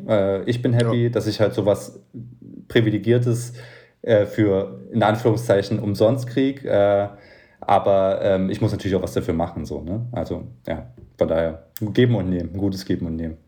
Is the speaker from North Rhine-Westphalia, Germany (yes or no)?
no; Leipzig, Saxony, Germany; also born or lived in Berlin; als äh, Leipziger ähm, mit einem Leipziger Möbelunternehmen